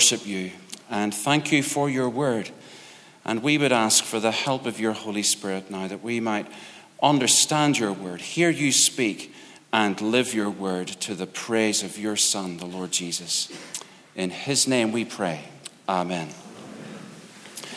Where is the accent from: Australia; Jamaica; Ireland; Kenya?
Ireland; I'm Irish